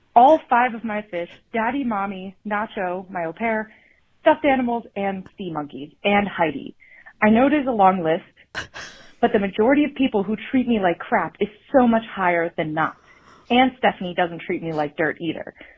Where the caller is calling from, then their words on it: Denver, Colorado, United States; I'm calling from Cap Hill for the Teenage Angst Hotline